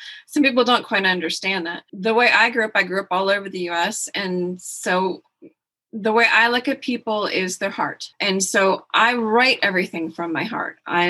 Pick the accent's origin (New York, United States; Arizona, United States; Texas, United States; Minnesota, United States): Texas, United States; Well, I am Texan. Anybody asks me what country you're from, I say Texas. People who don't live in Texas don't quite understand that reference. We're proud to be Texan.